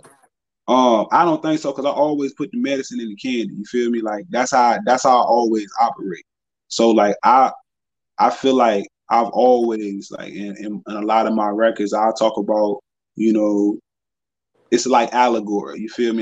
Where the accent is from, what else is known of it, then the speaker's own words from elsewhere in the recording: Danville, Virginia, United States; I'm from Danville